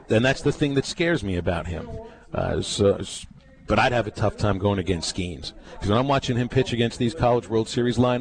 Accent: Pittsburgh, Pennsylvania, United States; moved away; Growing up in Pittsburgh

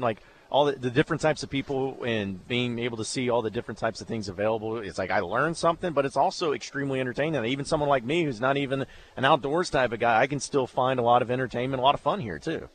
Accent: Fayetteville, United States; I'm from Fayetteville

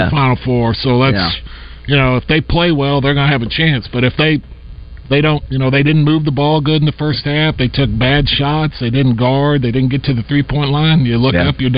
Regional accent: Missouri, United States; I'm from Missouri

